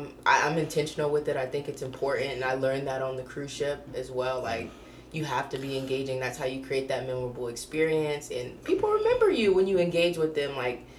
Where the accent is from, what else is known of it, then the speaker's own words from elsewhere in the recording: Australia; So, I'm an Australian. It's Australia Day.